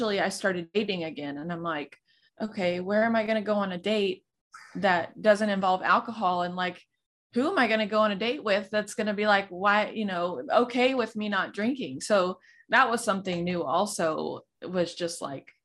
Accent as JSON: {"language": "English", "region": "Texas", "country": "United States", "said": "I'm from Texas and we're huge on football"}